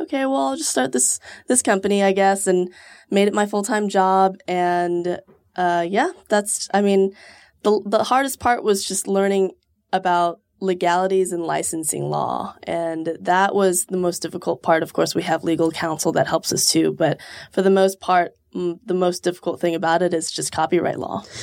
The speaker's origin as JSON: {"language": "English", "town": "Houston", "region": "Texas", "country": "United States", "moved": "as an adult", "lives_now": "Austin, United States", "said": "I'm from Houston originally, but I moved here six years ago"}